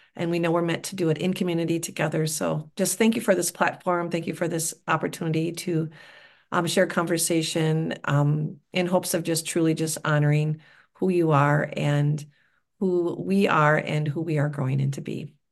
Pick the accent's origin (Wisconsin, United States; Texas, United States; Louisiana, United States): Wisconsin, United States; I'm from Wisconsin